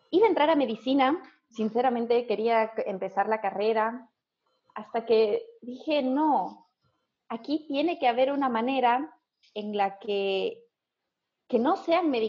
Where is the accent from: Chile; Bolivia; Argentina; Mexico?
Bolivia; La Paz; Sí, estudié kinesiología en Bolivia, en la UNSA.